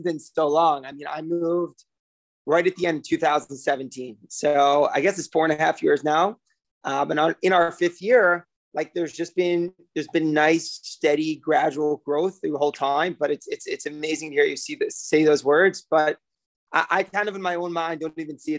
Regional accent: South Bend, Indiana, United States; also born or lived in Israel; now in New York, United States; I'm born and raised in South Bend, Indiana, Notre Dame, Fighting Irish

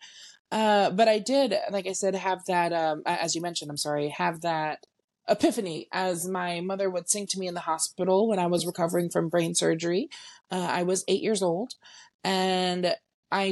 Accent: San Antonio, Texas, United States; I am born and raised in San Antonio, Texas

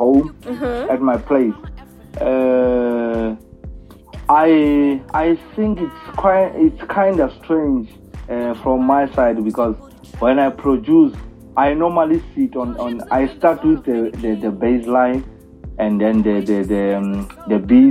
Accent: South Africa; I'm hailing from South Africa, around the rural areas, where only hope is the only thing that keeps us going there

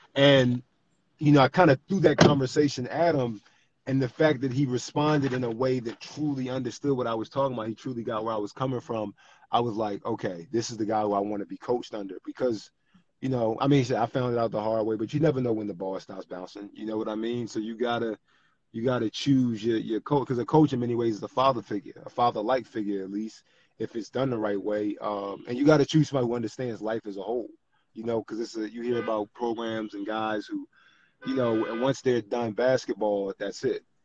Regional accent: Philadelphia, Pennsylvania, United States; growing up in Philly and South Philly especially growing up in South Philly

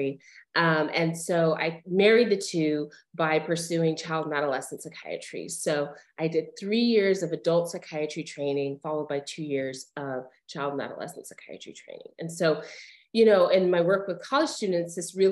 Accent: Albuquerque, New Mexico, United States; moved away as an adult; also born or lived in Colorado / Chicago, Illinois; I grew up in Albuquerque, New Mexico.

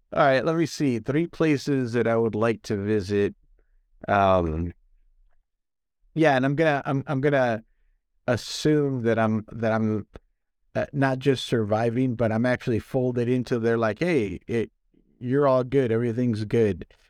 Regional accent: United States; I am American.

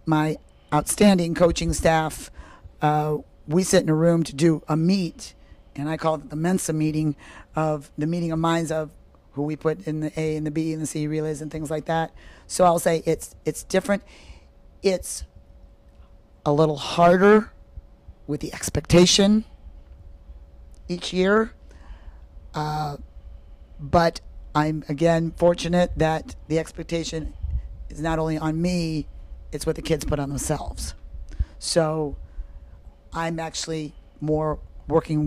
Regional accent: Iowa, United States; now in Fort Mill, United States; That's where I'm from. I'm from Iowa originally

